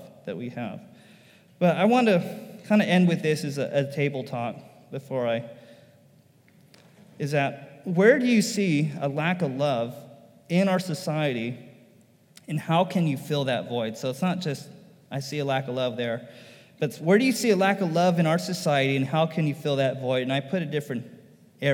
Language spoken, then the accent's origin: English; United States; why am I an American? And I almost felt bad for being an American